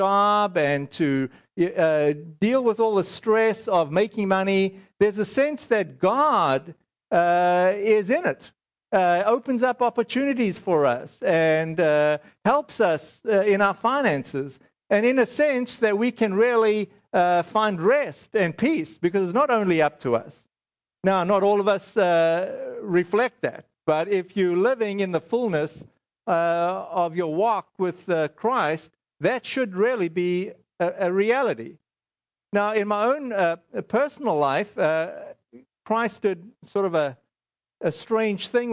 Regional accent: South Africa; moved away; I'm South African.

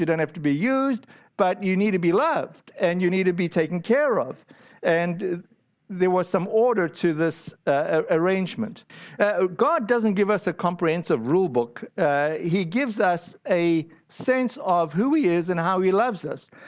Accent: United States; I'm an American

